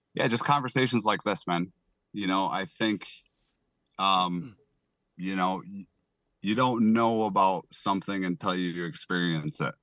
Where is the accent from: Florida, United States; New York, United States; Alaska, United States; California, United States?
New York, United States; Salamanca; I am from Salamanca, New York. It is the Allegheny Indian, uh, reservation, you know, territory, whatever you wanna call it. You know, I was born and raised